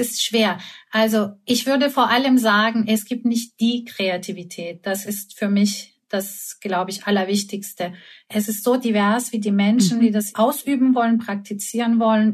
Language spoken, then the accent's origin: German; Istanbul, Turkey; moved away; Ich komme aus Istanbul